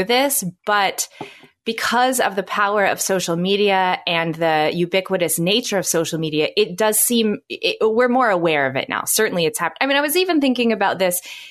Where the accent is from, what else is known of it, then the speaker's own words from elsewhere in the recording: United States; as an American